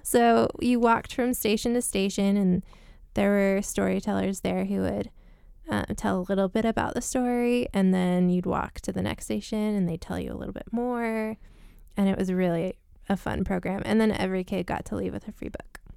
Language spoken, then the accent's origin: English; Layton, Utah, United States; I grew up, I was born and raised in Layton